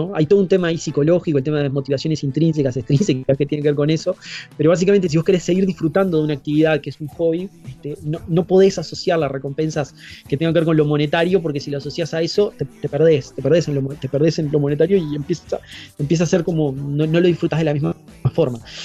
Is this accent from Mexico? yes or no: no; Uruguay; nuestro lugar de origen, digamos, sería Uruguay